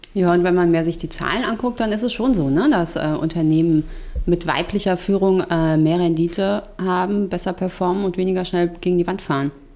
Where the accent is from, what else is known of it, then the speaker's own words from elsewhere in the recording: Frankfurt, Hesse, Germany; also born or lived in Darmstadt / China; ich komme aus Frankfurt